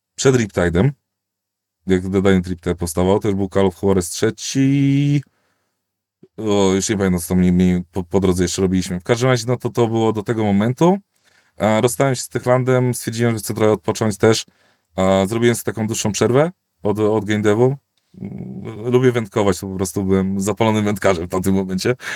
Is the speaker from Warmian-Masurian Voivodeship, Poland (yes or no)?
no; Koluszki, Łódź Voivodeship, Poland; z mojego rodzinnego miasta Koluszki jeździłem do Warszawy dzień w dzień